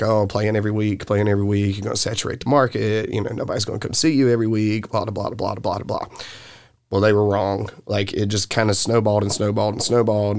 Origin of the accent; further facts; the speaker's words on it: Martinsville, Virginia, United States; accent: southern; Growing up in Martinsville, so back in the 90s, Martinsville had like a true scene